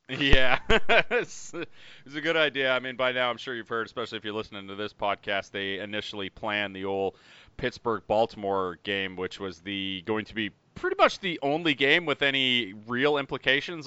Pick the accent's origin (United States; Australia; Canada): Canada; we are Canadian up here